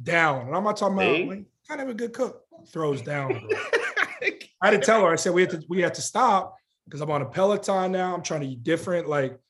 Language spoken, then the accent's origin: English; Cincinnati, Ohio, United States; moved away; also born or lived in Chicago; I grew up in Ohio. I'm Cincinnati, but 15 years in Chicago.